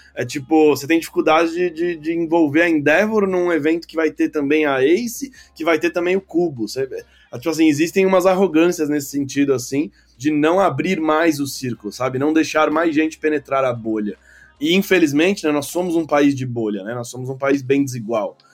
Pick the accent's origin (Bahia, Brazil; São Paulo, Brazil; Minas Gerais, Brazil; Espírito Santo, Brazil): São Paulo, Brazil; moved away as an adult; Eu falo isso como paulistano, eu sou nascido e criado em São Paulo.